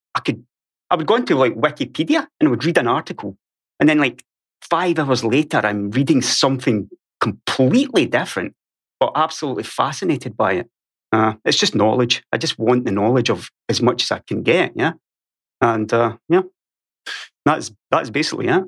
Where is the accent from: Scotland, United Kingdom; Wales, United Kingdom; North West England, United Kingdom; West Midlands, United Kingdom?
Scotland, United Kingdom; Ayrshire, west coast of; accent: Scottish; moved away as an adult; now in Sweden; I was born on Ayrshire on the west coast of Scotland